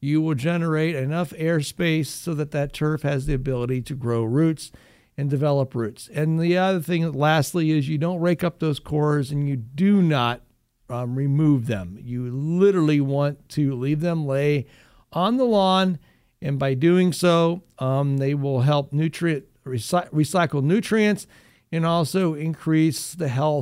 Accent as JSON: {"language": "English", "town": "Findlay", "region": "Ohio", "country": "United States", "tie": "born or raised there", "said": "That's where I was born and raised"}